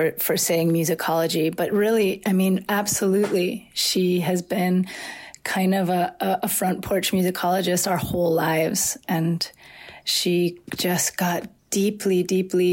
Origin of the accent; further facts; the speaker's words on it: Atlanta, Georgia, United States; moved away as an adult; also born or lived in New Orleans / Asheville; back to Atlanta, to the house we were born and raised